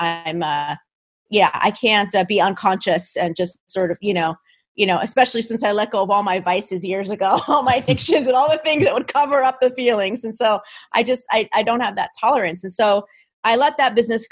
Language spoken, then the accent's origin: English; New Jersey, United States; I'm from New Jersey